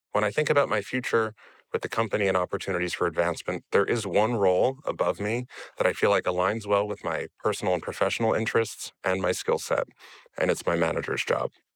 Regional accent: United States; now in Amsterdam, Netherlands; I'm an American expat currently living in Amsterdam and the Netherlands

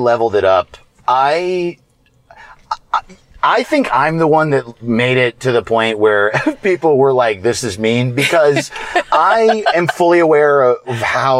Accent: New York, United States; I'm from New York

